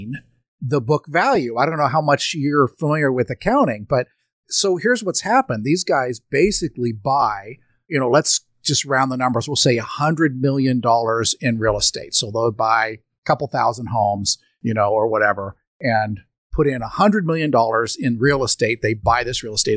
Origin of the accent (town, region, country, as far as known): United States